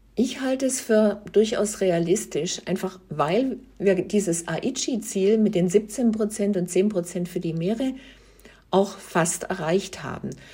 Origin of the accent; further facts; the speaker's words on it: Germany; bei uns in Deutschland, in Europa